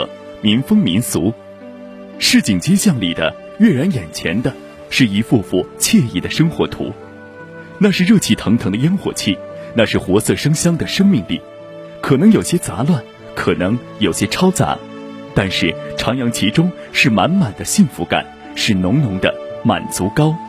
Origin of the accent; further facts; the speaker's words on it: China; 我们中国人